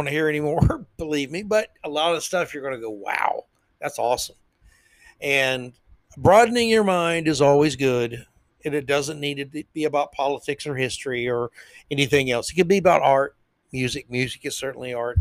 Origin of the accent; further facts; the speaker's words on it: the South, United States; I'm a Southerner.